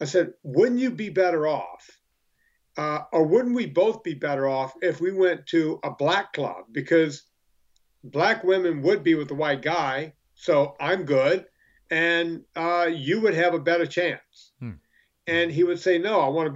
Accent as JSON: {"language": "English", "region": "the South", "country": "United States", "tie": "born or raised there", "said": "We grew up in the South and there was a lot of black kids"}